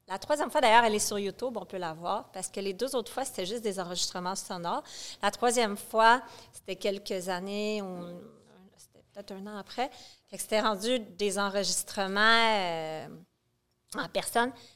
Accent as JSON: {"language": "French", "town": "Quebec City", "region": "Quebec", "country": "Canada", "tie": "born or raised there", "also_born_or_lived": "Montreal / Saint-Jérôme", "moved": "as an adult", "said": "je suis une fille de Québec, j'ai gardé des amis de Québec que je connais depuis que je suis une enfant"}